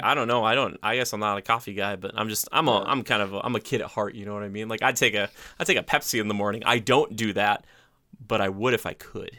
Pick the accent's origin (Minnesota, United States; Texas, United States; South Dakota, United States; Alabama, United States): Minnesota, United States; I'm from Minnesota